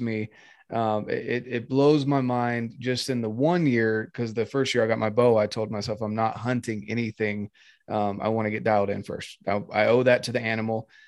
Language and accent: English; North Carolina, United States; moved away as an adult; now in Utah, United States; I'm from North Carolina, born and raised. Oh yeah. Um, yeah, till I was 18, and that's when I came out to Utah